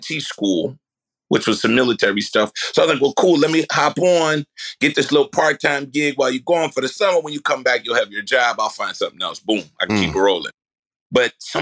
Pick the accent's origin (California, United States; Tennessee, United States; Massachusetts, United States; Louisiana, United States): Louisiana, United States; New Orleans; I'm born and raised in New Orleans.